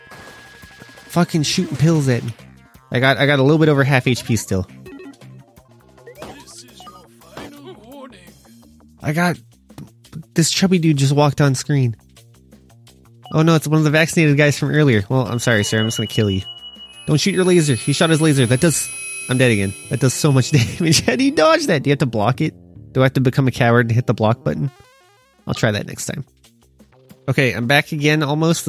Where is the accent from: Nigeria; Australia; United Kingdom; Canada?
Canada; As a Canadian